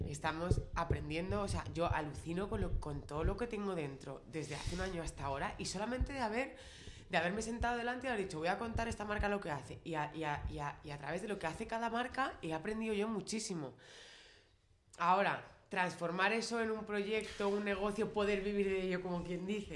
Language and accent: Spanish; Spain; siendo españolas